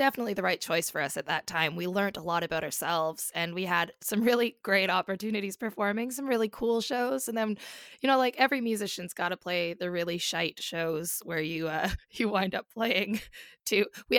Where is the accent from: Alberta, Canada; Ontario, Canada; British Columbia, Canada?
British Columbia, Canada; Comox Valley, Vancouver Island; moved away as an adult; now in London, United Kingdom; I am from the Comox Valley on Vancouver Island, so the West Coast.